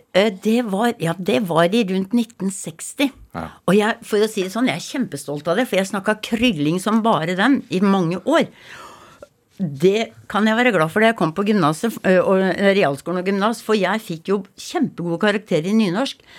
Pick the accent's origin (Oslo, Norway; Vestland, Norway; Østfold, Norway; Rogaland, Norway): Østfold, Norway; Rakkestad; accent: Rakkestad dialect; also born or lived in Hallingdal / Geilo; now in Ustaoset, Norway; jeg er fra Rakkestad.